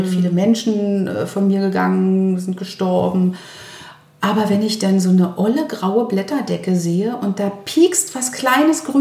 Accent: Berlin, Germany; Berlinerin zu sagen, ich muss mir das selber sagen, alles, alles wird gut.

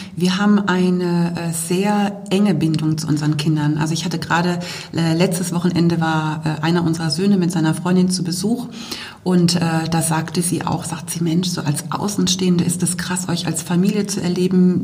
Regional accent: Bremen, Germany; moved away as an adult; also born or lived in Wolfsburg; now in Oberkirch, Germany; Ich komme ja ursprünglich aus Bremen

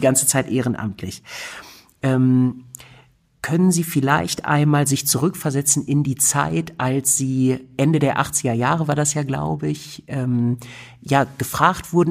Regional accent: Germany; als Europäer, als Deutscher

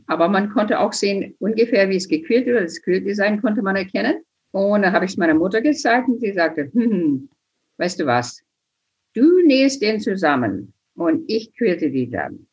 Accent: United States; now in Germany; ich bin geboren in den USA, groß geworden auf der Prärie

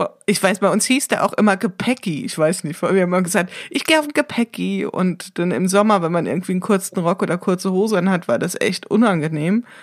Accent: Wiesbaden, Hesse, Germany; hier aus meiner Heimatstadt berichten. In Wiesbaden

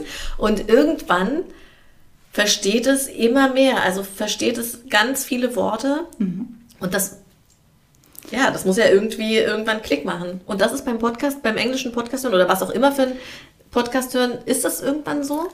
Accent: Germany; ich bin ja in Deutschland geboren und aufgewachsen

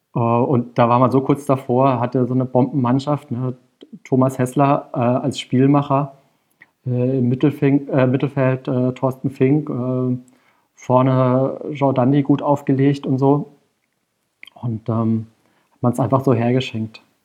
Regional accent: Karlsruhe, Baden-Württemberg, Germany; moved away as an adult; now in Berlin, Germany; ich bin äh, in Karlsruhe geboren und auch zur Schule gegangen und äh, dann zum Studium weggezogen und dann irgendwann 2008 auch nach Berlin

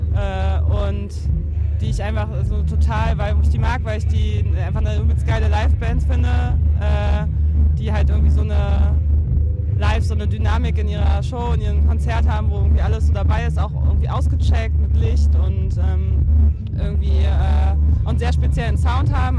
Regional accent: Neustrelitz, Mecklenburg-Vorpommern, Germany; kommen wir ja beide aus Neustrelitz

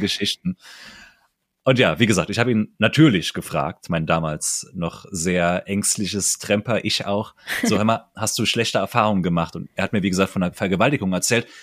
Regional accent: Saarland, Germany; im Saarland nicht. Kennen wir nicht bei uns hier

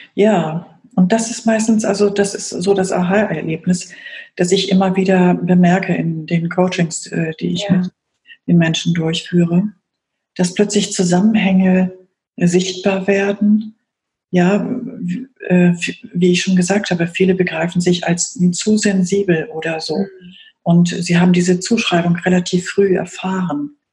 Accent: Germany; ich in der Bundesrepublik aufgewachsen bin

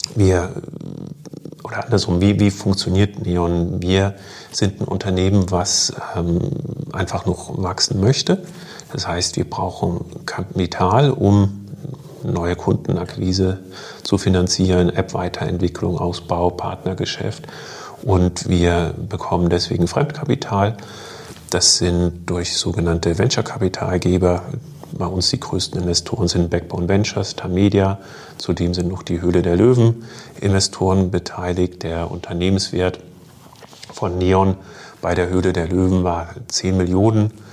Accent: Germany; moved away; ich komme ursprünglich aus Deutschland, ähm, habe dort auch noch meine Familie

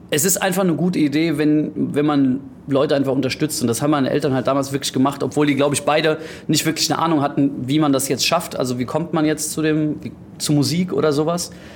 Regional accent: Greece; moved away; also born or lived in Frankfurt, Germany; ich bin auch in Griechenland teilweise aufgewachsen

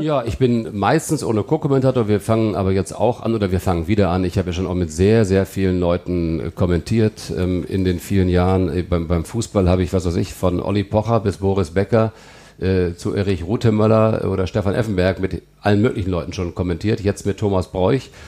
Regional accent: Melle, Lower Saxony, Germany; moved away as an adult; also born or lived in Celle; now in Cologne, Germany; Melle liegt bei Osnabrück, ja. da bin ich groß geworden

